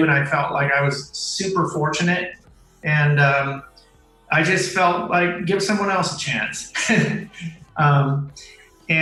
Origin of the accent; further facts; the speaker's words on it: Oakland, California, United States; I am 100% Mexican, but I was born in Oakland, California